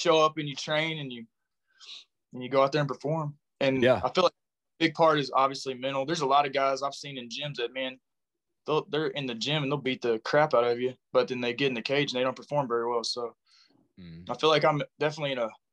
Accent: Riverdale, Georgia, United States; moved away as an adult; also born or lived in Atlanta, Georgia / St. Louis / Los Angeles / San Antonio; now in Radcliff, Kentucky, United States; I grew up about 8 miles south of there in Riverdale, Georgia

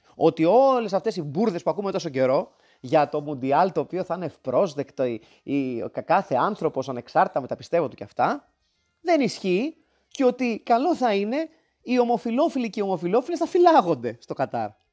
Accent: Greece; ως Έλληνες

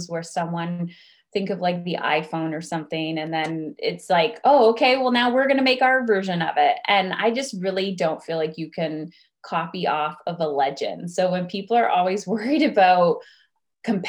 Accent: Ontario, Canada; I'm from where I live, which is Ontario. I live in Canada, actually just across the border from Michigan

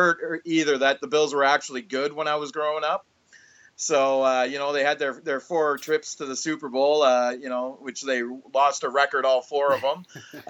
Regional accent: Sudbury, Ontario, Canada; growing up in Sudbury, which was close to Toronto

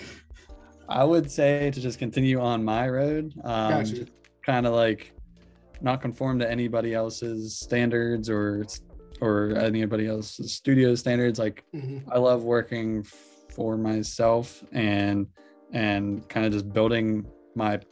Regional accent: Pittsburgh, Pennsylvania, United States; I grew up in Pittsburgh

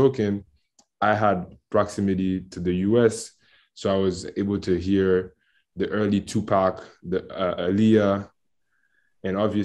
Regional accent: Port-au-Prince, Haiti; first language Haitian Creole and French; English is a second language; moved away as an adult; growing up in Haiti

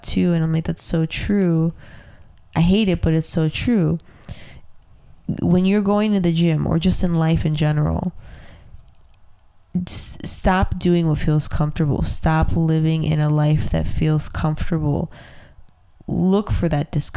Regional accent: Chicago, Illinois, United States; I grew up in McKinley Park.

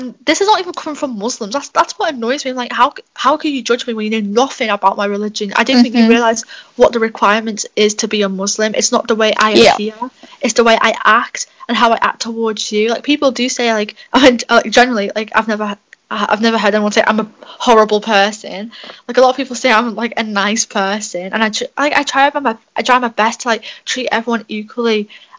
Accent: England, United Kingdom; because I am British. I was born and raised here. I don't know any other difference. Like, if you took me away from England, I wouldn't know what

